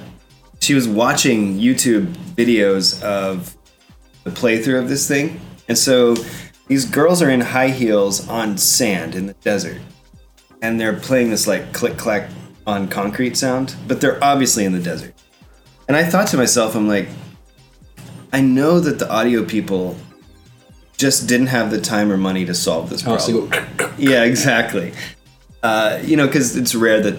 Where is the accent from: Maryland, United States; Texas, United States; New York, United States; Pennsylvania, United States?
Texas, United States; Texas Panhandle, United States; I grew up in Panhandle of Texas.